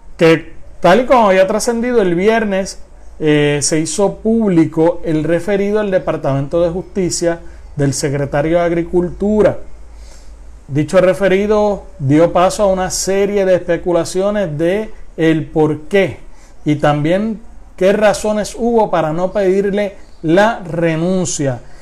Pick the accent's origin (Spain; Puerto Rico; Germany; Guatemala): Puerto Rico